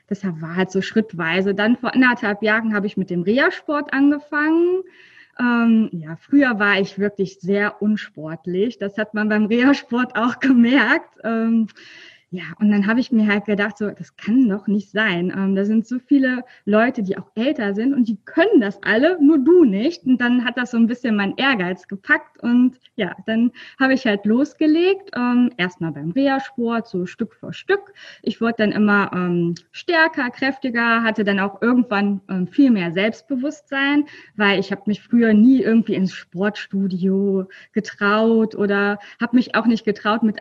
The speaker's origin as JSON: {"language": "German", "region": "North Rhine-Westphalia", "country": "Germany", "said": "ja, ich komme aus der Nähe von ähm, Köln."}